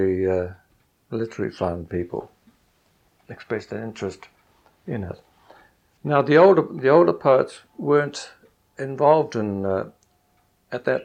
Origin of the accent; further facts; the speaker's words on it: New Zealand; being a New Zealander